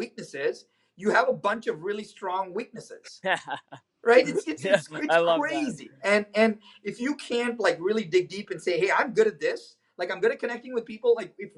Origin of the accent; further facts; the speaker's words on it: India; moved away as an adult; now in United States; I was born in India.